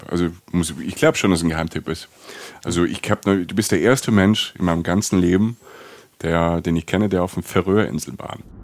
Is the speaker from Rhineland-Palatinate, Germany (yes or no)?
yes; Rhineland-Palatinate, Germany; Ich komme aus der Pfalz